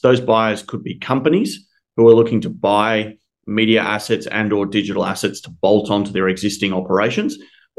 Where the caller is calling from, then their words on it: Melbourne, Victoria, Australia; I'm calling in from Melbourne, Australia.